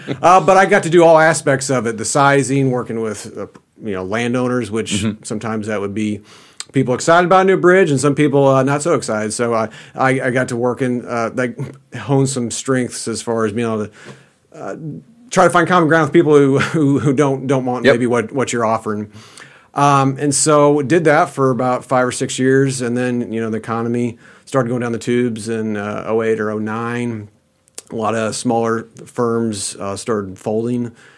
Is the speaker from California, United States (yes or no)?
no; Kansas City, Missouri, United States; I grew up in the Kansas City metro area.